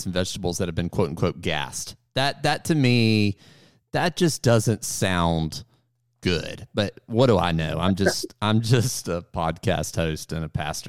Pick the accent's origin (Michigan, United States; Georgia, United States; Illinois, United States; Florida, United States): Georgia, United States; Marietta; I grew up in Marietta